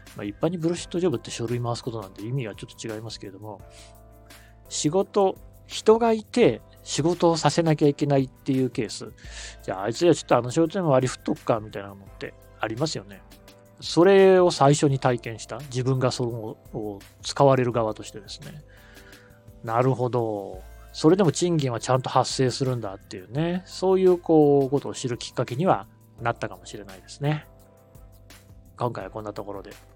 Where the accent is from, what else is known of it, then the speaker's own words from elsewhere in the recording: Aichi, Japan; now in Tokyo, Japan; 私、愛知の出身